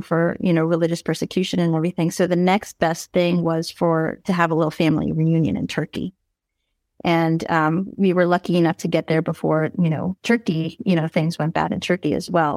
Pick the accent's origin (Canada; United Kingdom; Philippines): Philippines; I'm Filipino, so, you know, we love rom-coms